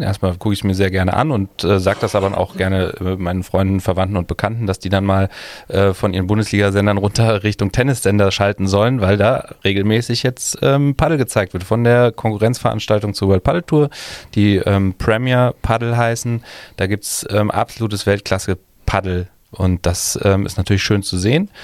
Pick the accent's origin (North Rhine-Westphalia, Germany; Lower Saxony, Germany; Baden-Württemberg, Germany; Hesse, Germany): North Rhine-Westphalia, Germany; Cologne; bei uns in Köln